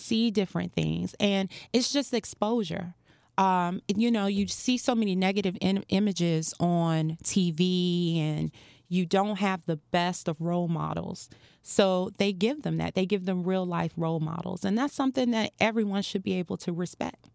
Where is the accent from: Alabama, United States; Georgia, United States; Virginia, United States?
Virginia, United States; Farmville; moved away as an adult; also born or lived in North Carolina / Norfolk, Virginia; now in Miami, United States; I'm originally from a small town, Farmville, Virginia